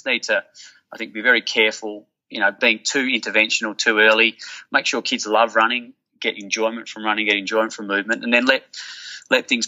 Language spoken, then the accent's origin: English; Perth, Western Australia, Australia; where I grew up in Willerton